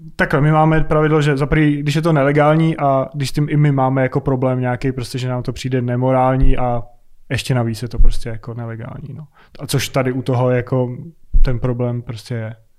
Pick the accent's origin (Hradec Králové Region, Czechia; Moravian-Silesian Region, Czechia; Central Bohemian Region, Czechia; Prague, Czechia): Prague, Czechia; z Prahy, z Česka